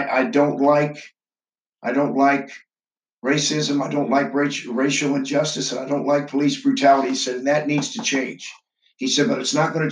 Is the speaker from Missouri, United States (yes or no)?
yes; St. Louis, Missouri, United States; now in Lebanon, Indiana, United States; my hometown of St. Louis, where I grew up